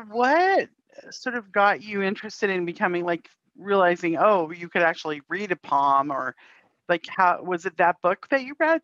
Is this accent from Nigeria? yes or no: no; Canada; moved away as an adult; now in United States; we grew up in Canada, Ursula lives in Canada still, I live in the States.